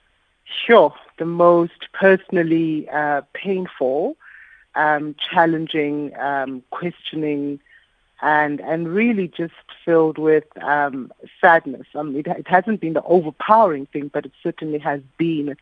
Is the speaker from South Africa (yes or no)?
yes; South Africa